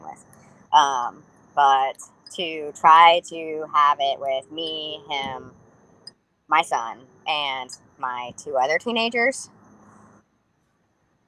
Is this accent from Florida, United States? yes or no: yes; Florida, United States; growing up here in Florida, like, obviously, I grew up here and we had all kinds of hurricanes that come through.